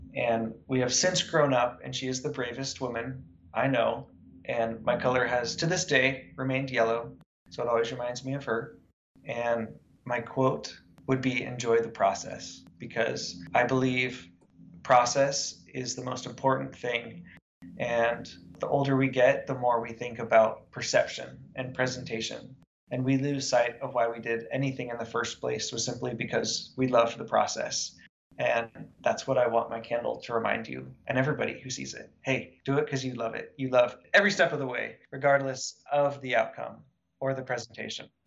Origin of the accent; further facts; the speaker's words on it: United States; growing up in Lake Tahoe, I lived in the woods